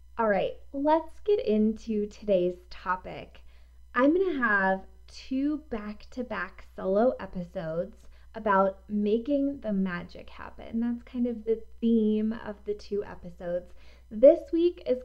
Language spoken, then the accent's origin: English; East Coast, United States; now in Colorado, United States; I am not originally from here. I'm from the East Coast, where fall is real